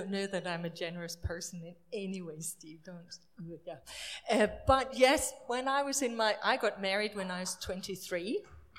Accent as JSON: {"language": "English", "country": "Denmark", "also_born_or_lived": "Hemel Hempstead", "moved": "as an adult", "said": "My husband and I, we're from Denmark"}